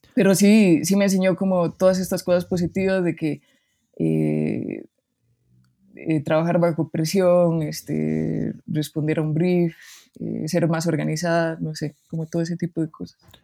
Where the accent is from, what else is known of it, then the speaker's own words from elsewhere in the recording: Barva, Heredia, Costa Rica; moved away as an adult; now in Mexico City, Mexico; soy de Barba Heredia